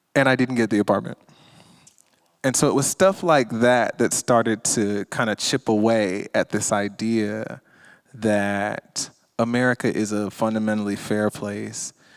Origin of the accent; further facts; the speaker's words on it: Stone Mountain, Georgia, United States; I grew up in Stone Mountain, Georgia, where the Ku Klux, where the Ku Klux Klan was reborn